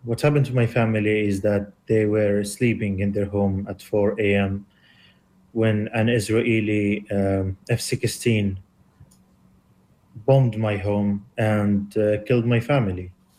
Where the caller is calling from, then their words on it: London, United Kingdom; I'm from London.